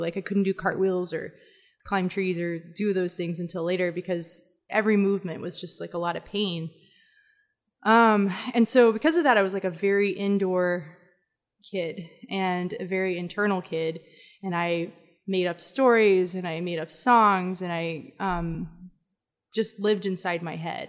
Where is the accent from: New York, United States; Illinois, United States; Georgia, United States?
Georgia, United States; Atlanta; moved away as an adult; also born or lived in Mentone, Alabama / Ireland; now in Texas, United States; I grew up as much in Atlanta and Decatur a, as I did in Alabama